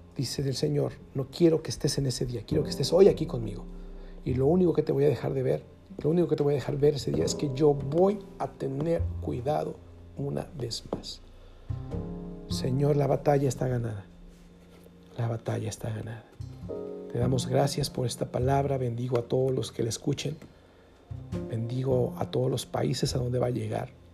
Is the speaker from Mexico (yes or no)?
yes; Mexico; así le decimos en México